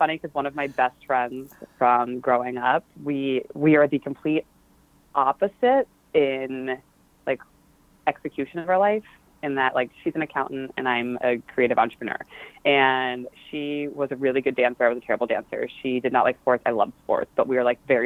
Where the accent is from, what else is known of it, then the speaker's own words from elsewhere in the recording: Baltimore, Maryland, United States; also born or lived in Philadelphia, Pennsylvania; I grew up in Baltimore, Maryland, north of the suburbs in the middle of nowhere. And my family was from Philly. So I actually was born in Philly